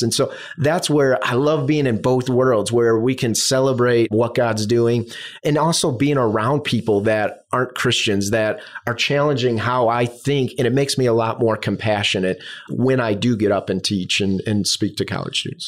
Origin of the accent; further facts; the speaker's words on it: Chicago, Illinois, United States; moved away as an adult; now in South Florida, United States; I'm from the Midwest, south suburbs of Chicago.